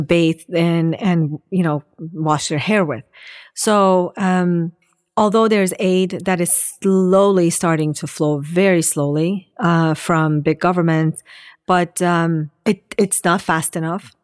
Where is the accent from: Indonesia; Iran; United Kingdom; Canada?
Iran; I'm an Assyrian. I was born in Iran.